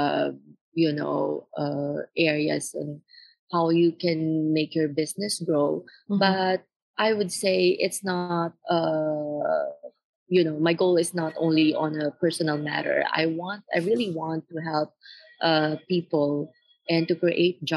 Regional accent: Philippines; now in Beijing, China; I grew up in the Philippines and I've seen poverty around me

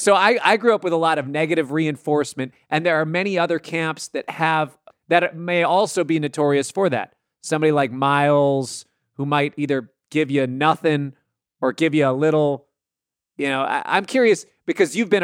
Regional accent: Minneapolis, Minnesota, United States; I grew up in Minneapolis

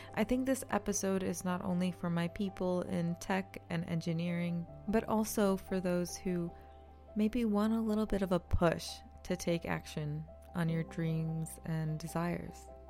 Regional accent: New York, United States; moved away; I'm originally from New York

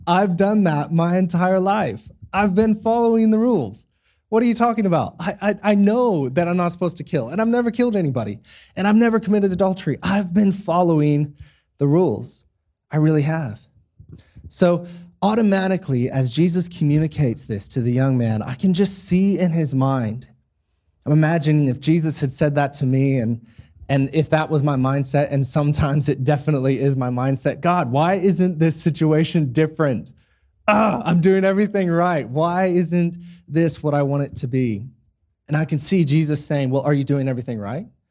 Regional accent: United States; now in Australia; I'm an American, um, so born in the States, raised in the States

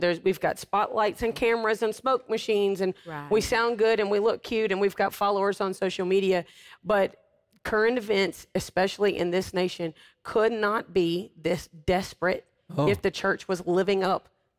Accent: United States; the United States since it's my home country.

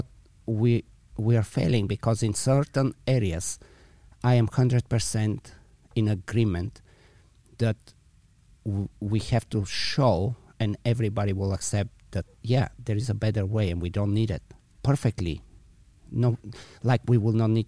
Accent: Bulgaria; also born or lived in Belgium; now in San Francisco, United States; I was in Bulgaria originally, then I moved to Belgium for a bunch of years, and eventually to San Francisco.

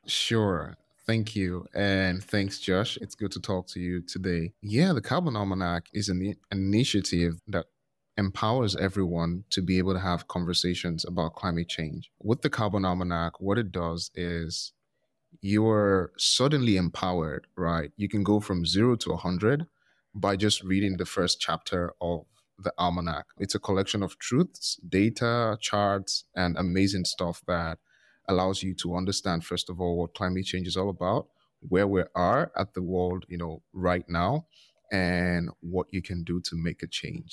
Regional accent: Nigeria; I'm from Nigeria.

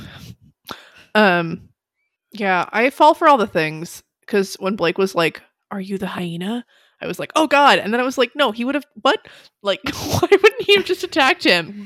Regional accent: United States; I'm American

